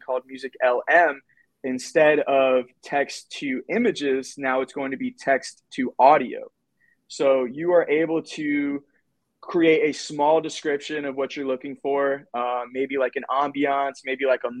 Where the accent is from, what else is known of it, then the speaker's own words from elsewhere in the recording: Pompano Beach, Florida, United States; I was growing up in Pompano Beach